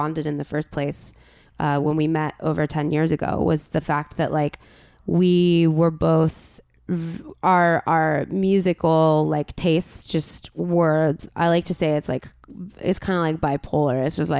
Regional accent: La Crescenta, California, United States; I've always lived on the east side. I grew up in La Crescenta, which uh-huh. is above Glendale.

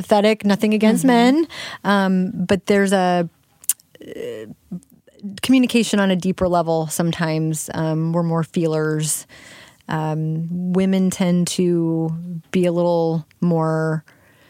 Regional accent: St. Louis, Missouri, United States; I'm from St. Louis. You know, mm-hmm. I mentioned my family's been here for a long time, about 200 years, actually.

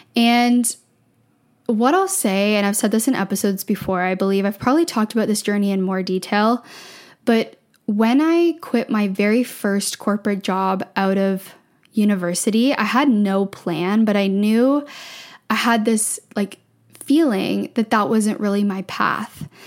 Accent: just outside of Toronto, small town in Ontario, Canada; moved away as an adult; now in Vancouver, Canada; I grew up in Ontario, small town in Ontario, just outside of Toronto

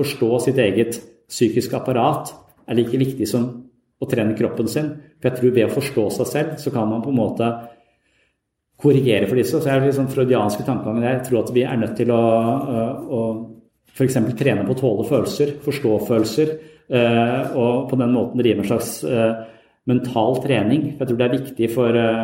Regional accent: Tønsberg, Vestfold, Norway; moved away; der jeg vokste opp, i Tønsberg

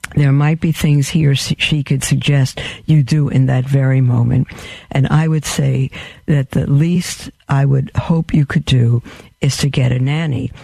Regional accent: New York City, New York, United States; I was born in Brooklyn.

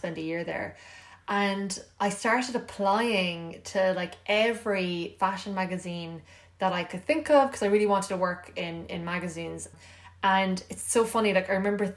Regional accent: Ireland; moved away as an adult; also born or lived in New York; I was from Ireland

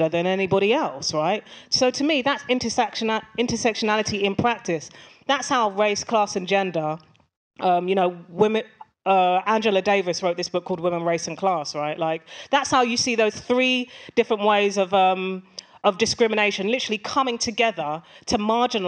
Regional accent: London, United Kingdom; I grew up in Tottenham, and Tottenham is in a borough of London, Haringey

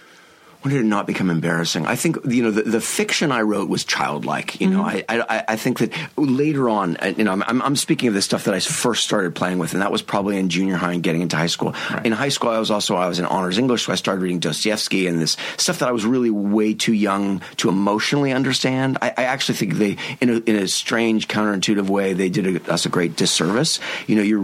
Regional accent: United States; as an American

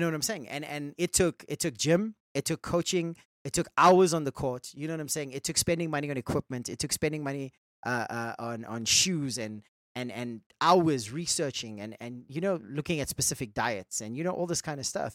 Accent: India; I'm Indian

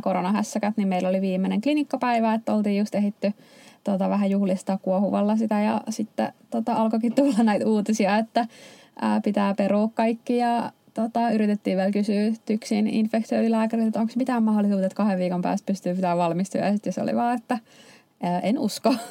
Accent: Helsinki, Uusimaa, Finland; moved away as an adult; also born or lived in Turku; mä itse Helsingistä kotoisin

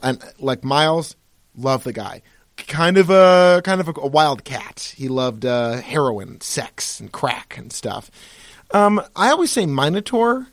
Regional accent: Pittsfield, Massachusetts, United States; who I grew up with in Pittsfield, Massachusetts

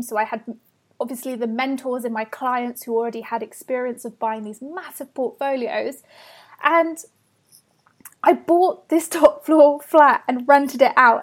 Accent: Bath, South West England, United Kingdom; I grew up in Bath in the west of England.

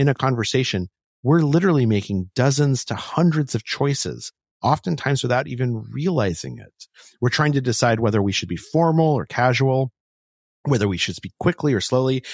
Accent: Albuquerque, New Mexico, United States; I grew up in Albuquerque, New Mexico

